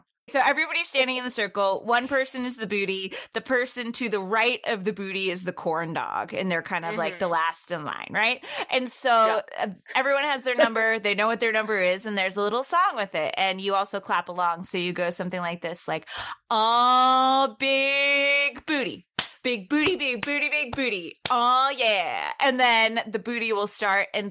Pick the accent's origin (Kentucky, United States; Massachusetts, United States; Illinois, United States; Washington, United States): Massachusetts, United States; Boston; I grew up in Boston. I was born over on the East Coast.